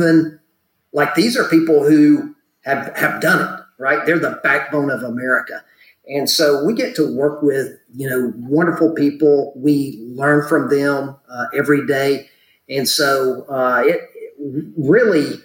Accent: North Georgia, United States; I grew up in North Georgia

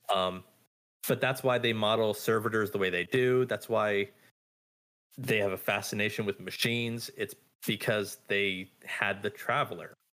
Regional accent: Southern California, United States; now in Virginia, United States; I come from Southern California where it's literally four different types of summer all year round.

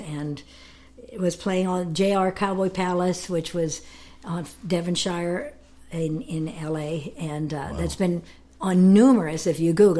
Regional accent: Canada; moved away as an adult; also born or lived in Los Angeles, United States; My Peace River Home. It's about. I'm 2 miles from the Peace River

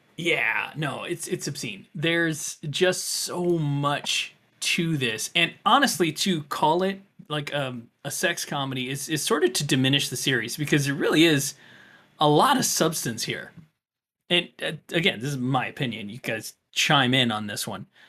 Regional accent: Florida, United States; growing up in Florida

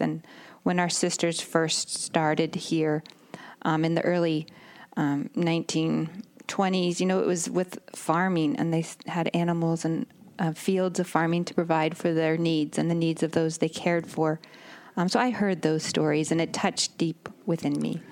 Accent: Northern California, United States; moved away; I grew up in Northern California

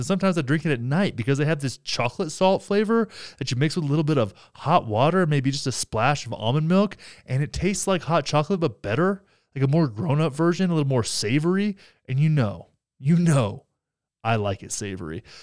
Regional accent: Graham, Texas, United States; In my hometown in Texas, Graham, Texas

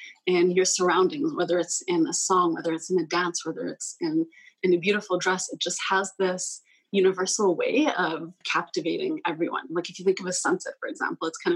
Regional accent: Vancouver, British Columbia, Canada; moved away; also born or lived in Poland; I was born and raised in Vancouver, partially raised, I guess. I spent about 10 years of my life in Poland.

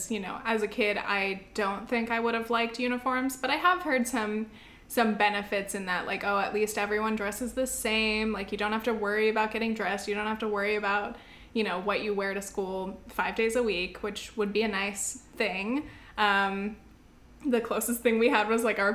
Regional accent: South Orange County, California, United States; moved away as an adult; now in New York City, United States; I'm from South Orange County, even though our family did not have money. The schools that we went to were like top schools

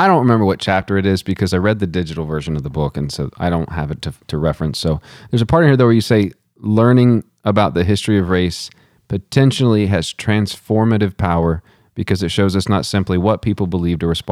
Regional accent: Texas, United States; growing up in Texas

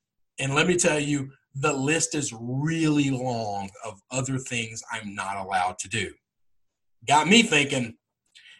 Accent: the South, United States; I am from the South, where we have Southern hospitality.

